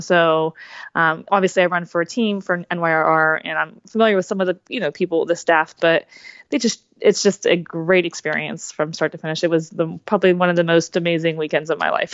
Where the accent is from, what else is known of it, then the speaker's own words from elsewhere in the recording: New Jersey, United States; I'm from New Jersey